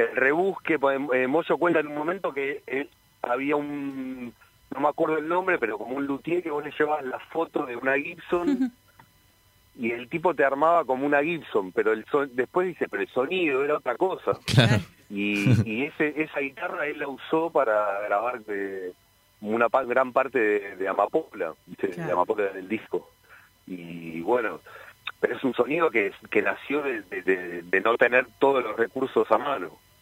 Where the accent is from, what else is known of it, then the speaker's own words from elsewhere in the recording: Hurlingham, Buenos Aires Province, Argentina; moved away as an adult; yo soy de Hurlingham, de, viví ahí desde los nueve años hasta los 25